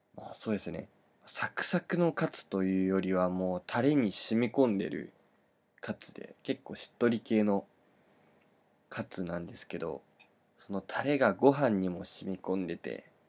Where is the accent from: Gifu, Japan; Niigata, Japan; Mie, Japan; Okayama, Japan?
Niigata, Japan; 僕の出身地の新潟県